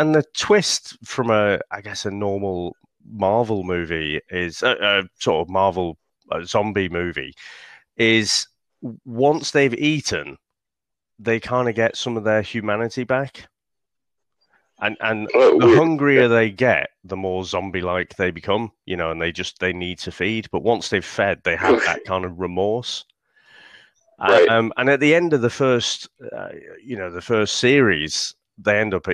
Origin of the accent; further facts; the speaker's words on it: United Kingdom; being a Brit